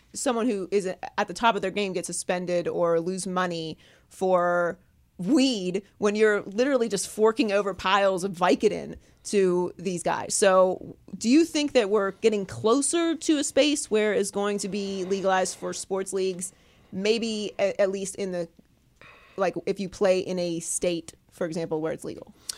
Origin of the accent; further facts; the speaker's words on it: Pittsburgh, Pennsylvania, United States; also born or lived in Miami; now in California, United States; I grew up in Pittsburgh